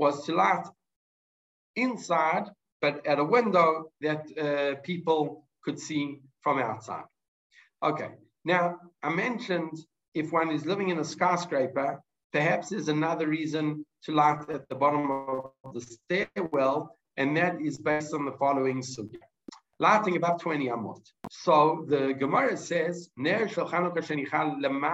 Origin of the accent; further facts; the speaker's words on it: South Africa; now in Israel; as a South African who's made Aliyah